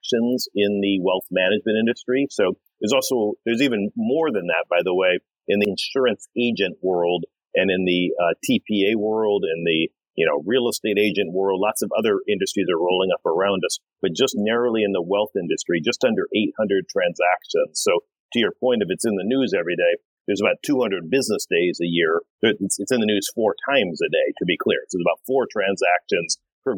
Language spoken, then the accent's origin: English; Detroit, Michigan, United States; moved away as an adult; also born or lived in New York / London / Sydney, Australia; I grew up in Detroit